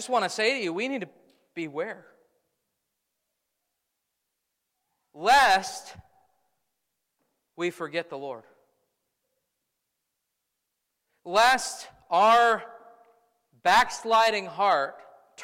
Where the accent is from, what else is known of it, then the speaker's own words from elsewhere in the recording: United States; I am as American as they come